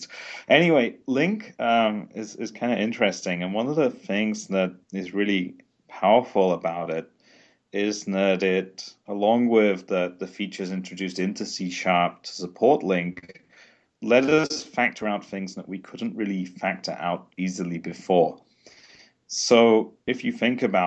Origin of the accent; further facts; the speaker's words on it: England, United Kingdom; now in Sweden; I'm from England, and I'm currently based in Sweden